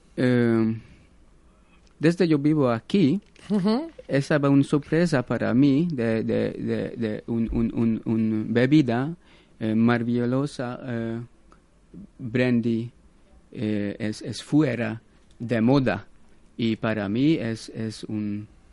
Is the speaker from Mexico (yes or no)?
no; Budapest, Hungary; Spanish is a second language; moved away as an adult; now in Málaga, Spain; soy húngaro eh, desde Budapest